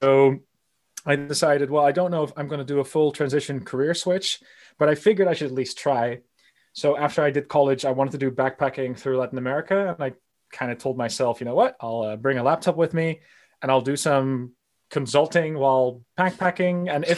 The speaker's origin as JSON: {"language": "English", "country": "Netherlands", "tie": "born or raised there", "also_born_or_lived": "United States", "said": "I was raised bilingually. So I was born in the United States, lived there for a little bit, that I did most of my youth here in the Netherlands, but I definitely traveled to the United States, and that's where the accent comes from."}